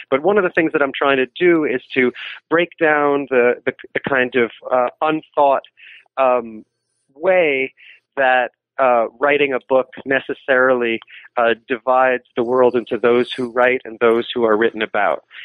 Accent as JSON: {"language": "English", "town": "New York City", "region": "New York", "country": "United States", "said": "I'm from New York City"}